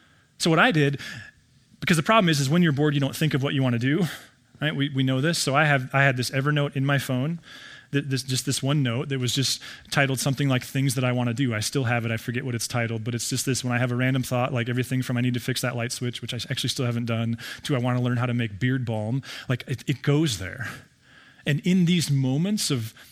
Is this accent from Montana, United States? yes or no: yes; Billings, Montana, United States; I grew up in Billings